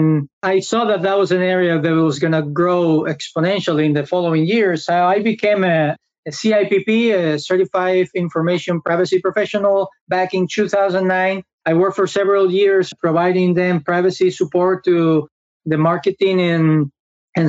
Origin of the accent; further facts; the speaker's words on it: Spain; moved away as an adult; now in United States; I am originally from Spain, where I study law